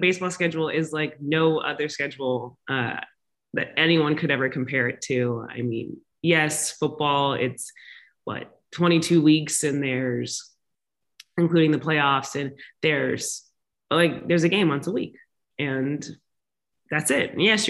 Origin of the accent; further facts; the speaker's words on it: the South, United States; and I grew up in the South in the SEC. And so college football is obviously a huge thing.